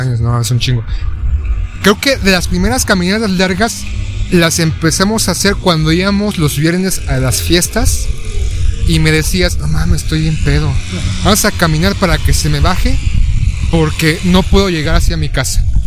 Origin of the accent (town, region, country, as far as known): Mexico